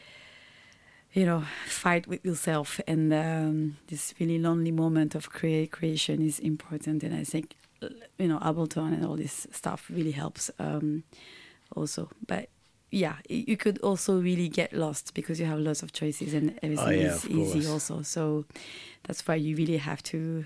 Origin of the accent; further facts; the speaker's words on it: Tokyo, Japan; Tokyo is the city I was born